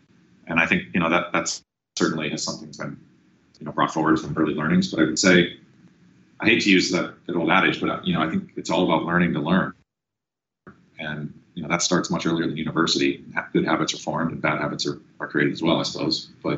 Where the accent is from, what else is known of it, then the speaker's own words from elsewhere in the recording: Sacramento, California, United States; also born or lived in Guam / New Hampshire / Alaska; I was born in Guam, and then we moved to New Hampshire, and then moved to Alaska, and then we came down to Sacramento halfway through grade school, so into fourth grade.